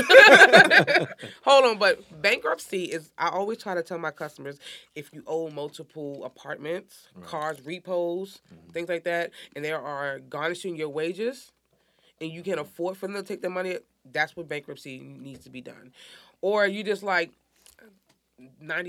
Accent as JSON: {"language": "English", "region": "New York", "country": "United States", "also_born_or_lived": "Woodlawn, Baltimore, Maryland", "moved": "yes", "said": "I'm from Harlem, a.k.a. New York"}